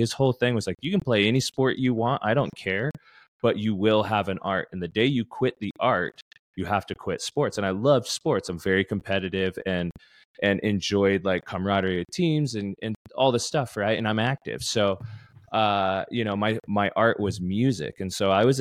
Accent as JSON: {"language": "English", "region": "Utah", "country": "United States", "said": "I'm from Utah"}